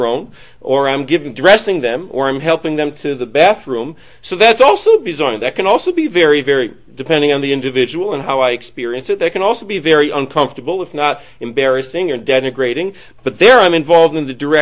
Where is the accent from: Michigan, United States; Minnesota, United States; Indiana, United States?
Michigan, United States; Detroit; also born or lived in Manhattan, New York / Queens, New York; now in New York, United States; I come from Detroit, so my mother's still in Detroit